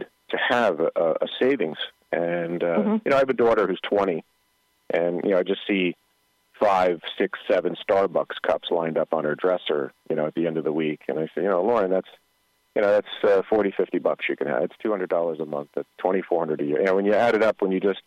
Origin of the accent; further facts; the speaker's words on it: Paterson, New Jersey, United States; I grew up in Patterson, and we were, I hate to say poor, but we were rich in love